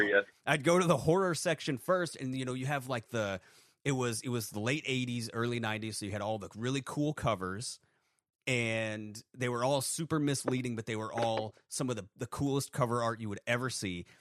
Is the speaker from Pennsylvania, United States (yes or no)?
no; Maine, United States; I I grew up in Maine.